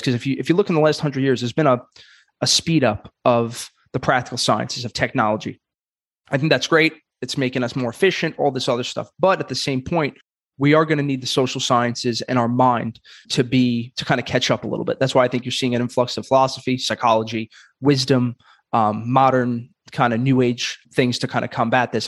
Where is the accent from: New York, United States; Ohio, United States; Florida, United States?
New York, United States; in New York, and I'm from Brooklyn